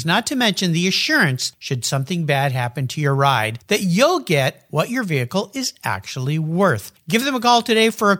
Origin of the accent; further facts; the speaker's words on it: Southern California, United States; when I was a kid growing up in Southern California